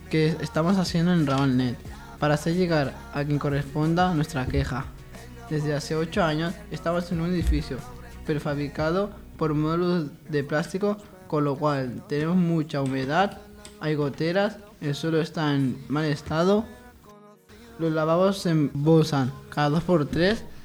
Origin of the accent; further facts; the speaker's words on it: Algeria; yo tengo 15 años. Yo soy de Argelia